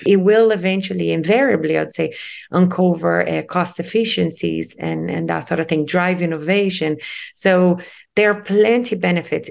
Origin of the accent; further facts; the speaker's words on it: Rio de Janeiro, Brazil; moved away; I'm originally from Rio de Janeiro in Brazil, and I was born and raised by the sea